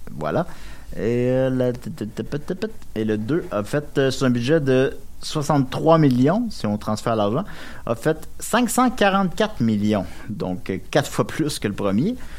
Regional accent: Quebec City, Quebec, Canada; je viens de Québec

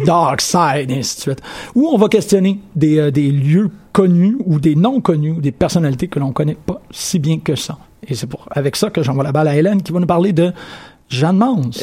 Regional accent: Sherbrooke, Quebec, Canada; je suis né à Sherbrooke

